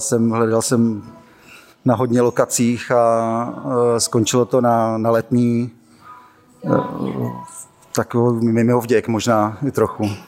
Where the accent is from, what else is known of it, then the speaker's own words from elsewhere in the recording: Moravia, Czechia; odkud já pocházím z, z Moravy